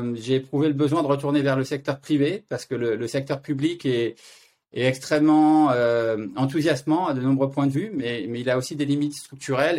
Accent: France; moved away as an adult; now in Zurich, Switzerland; Je vis à Zurich, mais je suis français

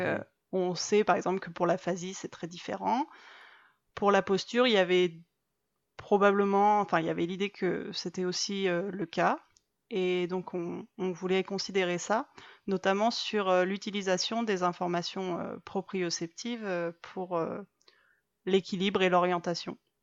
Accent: the Alps, France; moved away as an adult; also born or lived in Montreal, Canada / Marseille; now in Bordeaux, France; j'ai grandi dans les Alpes

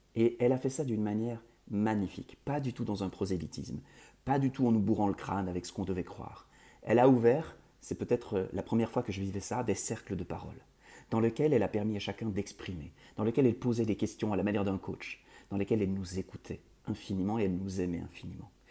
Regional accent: Belgium; je suis belge d'origine

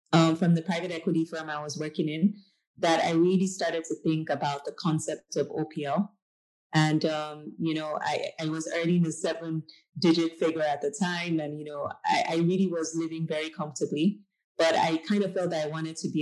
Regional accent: Nigeria; moved away as an adult; I'm Nigerian. I am a proud returnee to Africa. So I left Nigeria in 2012

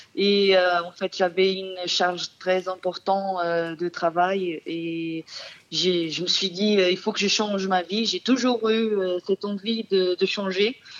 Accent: Portugal; French is a second language; moved away as an adult; now in France; je suis portugaise

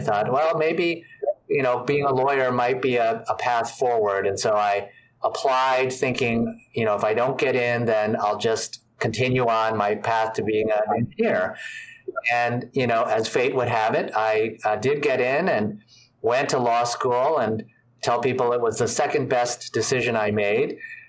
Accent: suburban Washington, D.C., Maryland, United States; also born or lived in New York City, United States / California, United States; I was born in New York City when my parents were in graduate school. We moved to California for them to finish graduate school. And then I grew up in suburban Washington, D.C., so in Maryland

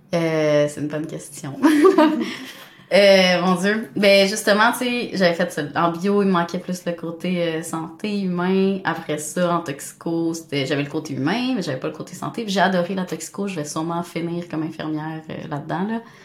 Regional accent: Montreal, Quebec, Canada; also born or lived in Rimouski / Sherbrooke; je viens de Montréal, j'étais allée à Rimouski en biomarine

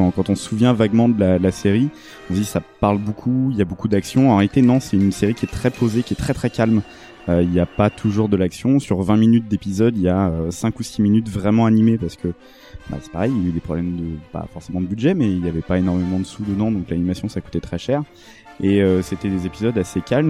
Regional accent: France; en tant que Français

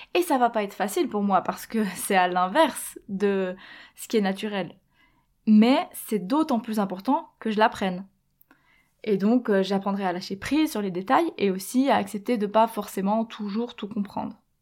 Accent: Switzerland; moved away as an adult; also born or lived in Quebec; je suis partie, j'ai quitté la Suisse quand j'avais 19 ans et en fait j'ai laissé un peu tout ce que je connaissais pour aller là-bas

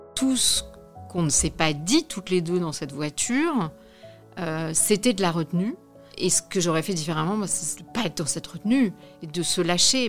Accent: Brittany, France; now in Paris, France; on est originaire de Bretagne toutes les deux

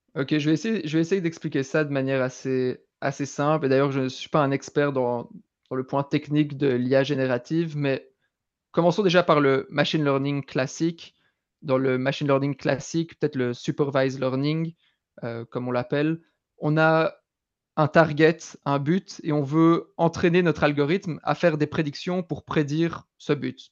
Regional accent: Belgium; accent: Belgian; moved away as an adult; also born or lived in London; je viens de Belgique, je suis belge, vous entendrez peut-être un, un, petit accent. J'ai vécu en Belgique jusqu'à 18 ans

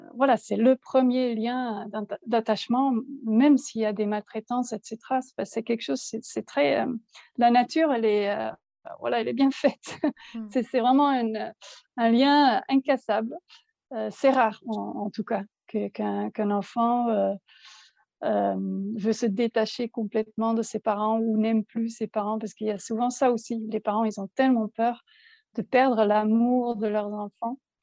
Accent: Belgium; moved away as an adult; also born or lived in south of France; now in France; nous sommes belges en fait. On, habitait en Belgique, on exerçait notre métier euh, là-bas

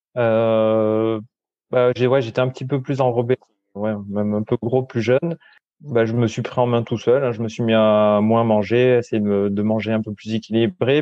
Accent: Paillon valley, hinterland of Nice, Provence-Alpes-Côte d'Azur, France; now in Mougins, France; je suis originaire de la vallée du Paillon. C'est une vallée qui est euh, dans l'arrière-pays niçois

